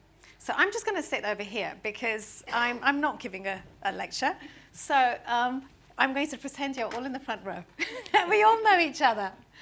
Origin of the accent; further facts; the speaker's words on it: India; now in London, United Kingdom; Interestingly enough, as an Indian citizen, so there's a whole, you know, legacy of foreigners helping shape British policy on sustainability issues and other issues.